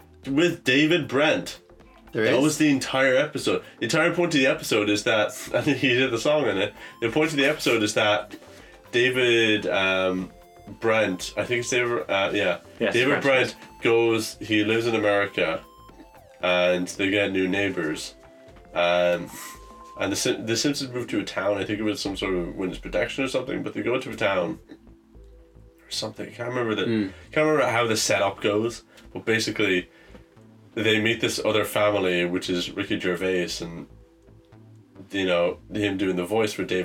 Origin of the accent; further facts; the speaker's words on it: Ireland; we're from Ireland right beside there.